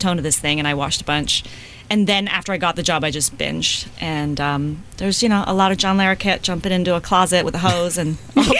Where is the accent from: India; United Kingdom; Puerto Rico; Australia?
United Kingdom; England; now in United States; I grew up in England, so I didn't have the same reference as my husband, who's American-born